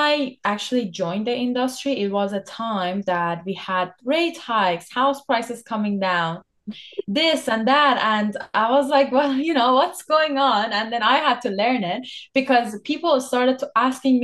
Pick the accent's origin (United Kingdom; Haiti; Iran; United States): Iran; now in Canada; I'm from Iran by born